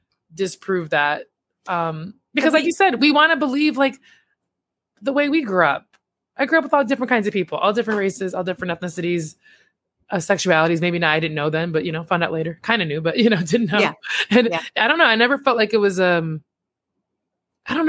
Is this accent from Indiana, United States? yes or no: yes; Hammond, Indiana, United States; my hometown